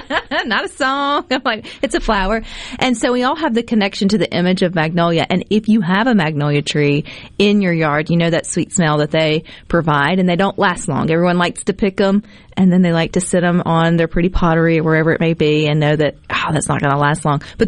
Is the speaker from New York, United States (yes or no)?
no; Pascagoula, Mississippi, United States; Being from the Gulf Coast, back growing up in Pascagoula